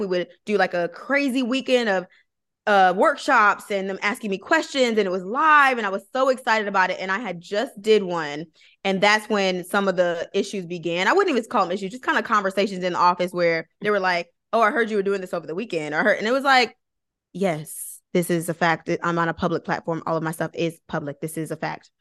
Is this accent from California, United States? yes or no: no; Flint, Michigan, United States; moved away as an adult; also born or lived in Georgia; I'm originally from Flint, so I'm originally from Michigan